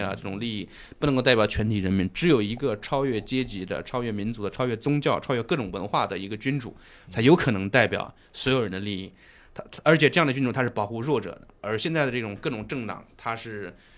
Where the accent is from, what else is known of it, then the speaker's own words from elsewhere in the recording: China; 当然我们中国人去跟他们见面会有一种非常违和、非常奇怪的感觉